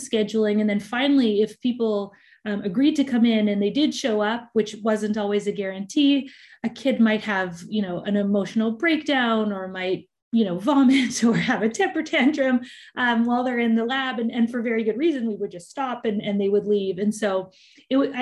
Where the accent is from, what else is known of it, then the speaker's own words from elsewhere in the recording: Richmond, British Columbia, Canada; I grew up in Richmond, British Columbia